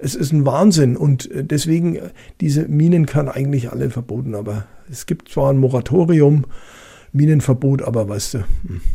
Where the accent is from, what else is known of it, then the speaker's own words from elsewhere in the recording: Franconia, Bavaria, Germany; accent: Franconian; vielleicht äh, hört man manchmal meinen fränkischen Dialekt durch